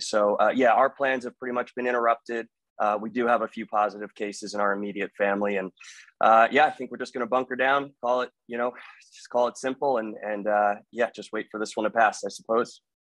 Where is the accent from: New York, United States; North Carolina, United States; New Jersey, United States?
New Jersey, United States; now in Maryland, United States; I was born and bred in New Jersey. Uh, I reside in the state of Maryland right now.